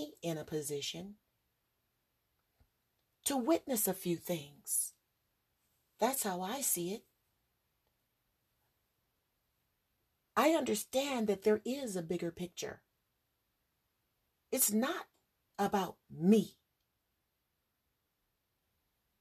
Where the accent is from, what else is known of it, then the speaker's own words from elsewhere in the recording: Los Angeles, California, United States; I'm from California, Hollywood